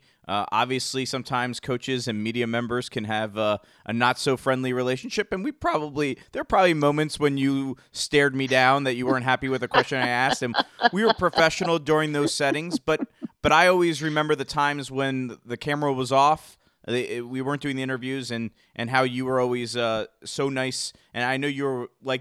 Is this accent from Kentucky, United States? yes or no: no; Bethlehem, Pennsylvania, United States; Started out coaching in my hometown school, Lehigh